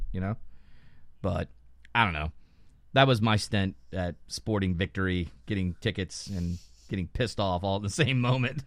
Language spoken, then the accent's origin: English; Lakeland, Florida, United States; Florida, Lakeland